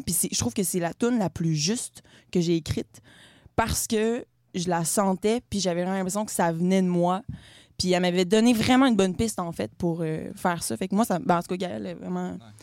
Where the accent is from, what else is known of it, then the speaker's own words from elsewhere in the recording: Quebec City, Quebec, Canada; je suis une femme de 22 ans, je viens de la ville de Québec